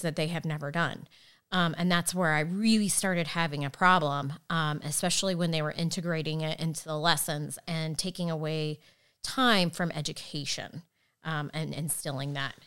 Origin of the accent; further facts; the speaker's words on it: Fishers, Indiana, United States; I grew up in Fishers